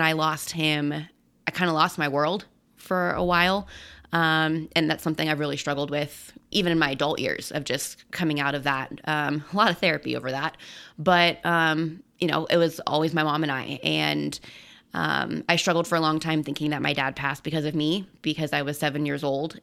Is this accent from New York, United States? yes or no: no; Colorado, United States; I'm born and raised in Colorado